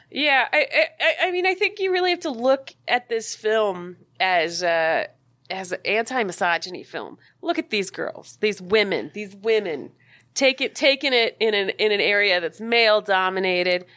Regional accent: Maui, Hawaii, United States; moved away; growing up on Maui

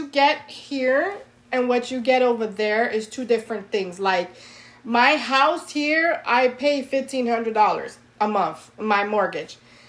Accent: New York, United States; moved away as an adult; now in Florida, United States; I grew up in New York my whole life. Okay, except for a few years I lived in Florida when I was a kid, but most of my life I spent in New York

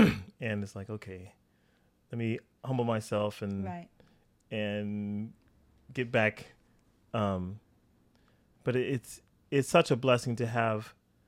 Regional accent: California, United States; also born or lived in Wichita, Kansas; So I was born in Northern California.

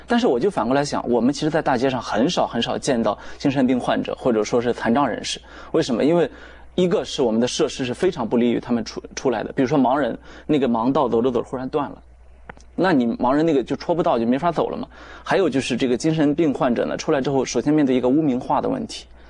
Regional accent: China; 我们中国人

